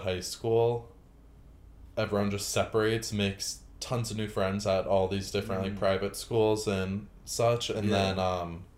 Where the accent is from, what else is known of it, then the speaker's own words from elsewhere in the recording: New York, United States; I was born in New York, raised in New York